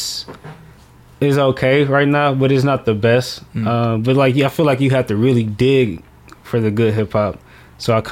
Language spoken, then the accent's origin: English; Detroit, Michigan, United States; I grew up in Detroit in the hood